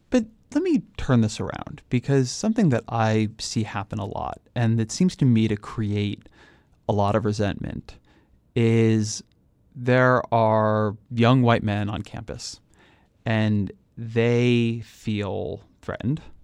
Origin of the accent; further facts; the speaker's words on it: California, United States; I'm a Californian